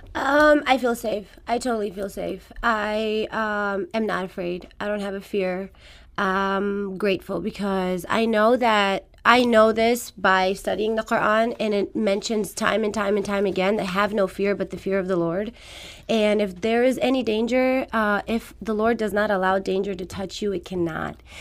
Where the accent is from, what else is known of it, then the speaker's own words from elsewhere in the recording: Afghanistan; first language Farsi; English is a second language; moved away; I was born in Afghanistan, so my first language is Farsi.